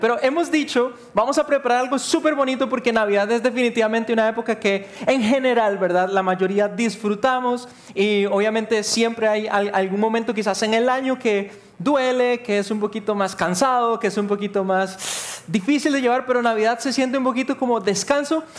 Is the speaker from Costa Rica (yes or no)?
yes; Costa Rica; cómo somos los ticos